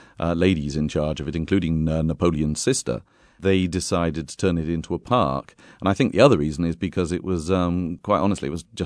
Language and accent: English; Bath, South West England, United Kingdom; moved away as an adult; now in Lucca, Italy; I'm from Britain originally, from England, from Bath, in fact.